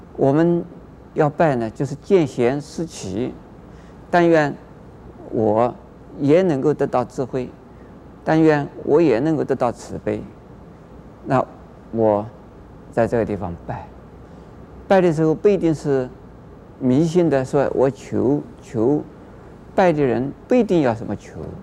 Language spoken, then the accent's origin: Chinese; China; 我们中国人